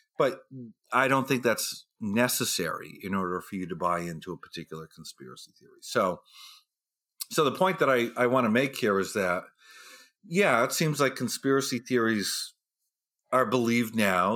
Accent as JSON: {"language": "English", "region": "New Hampshire", "country": "United States", "tie": "born or raised there", "moved": "yes", "said": "I'm from New Hampshire, and we have the first primary in the nation there. So I grew up in a state where we met all the president"}